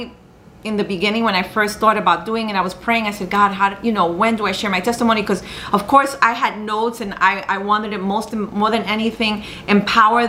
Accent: New York, United States; I'm from the United States, I was born in New York, that my mother is Colombian, my dad's Peruvian

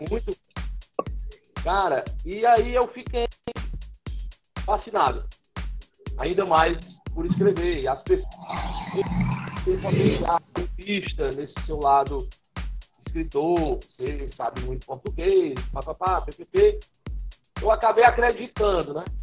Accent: Fortaleza, Ceará, Brazil; Eu sou natural aqui de Fortaleza, né? Nasci no dia 1 de novembro de 1976

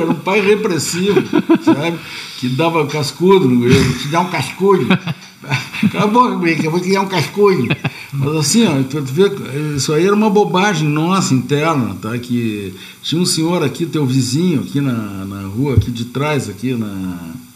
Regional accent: Uruguay; now in Brazil; eu sou uruguaio

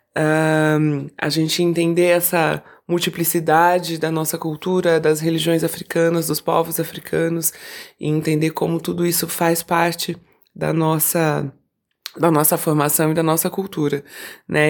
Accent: Campinas, São Paulo, Brazil; also born or lived in Rio de Janeiro; eu sou de Campinas

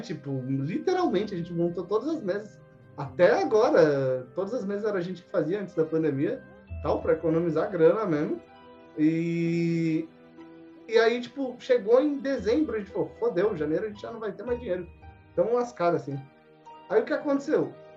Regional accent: São Paulo, Brazil; moved away as an adult; also born or lived in Mauá; now in Curitiba, Brazil; eu sou de São Paulo, tava tá, eu nasci em São Paulo

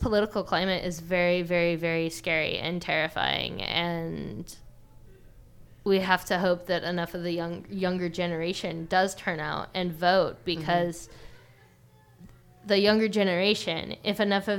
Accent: Orange County, California, United States; I grew up in Orange County.

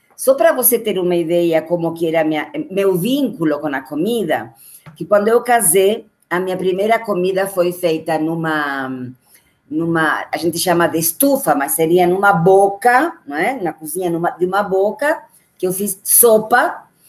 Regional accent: Argentina; Portuguese is a second language; moved away as an adult; now in Brazil; Quase fazendo mais tempo de Brasil que de Argentina

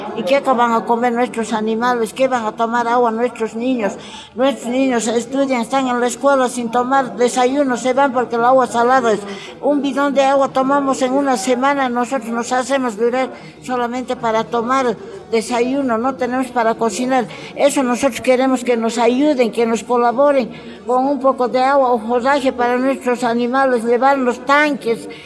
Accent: Poopó, Oruro, Bolivia; Nosotros, Popo, nuestra comunidad, estamos desabandonados

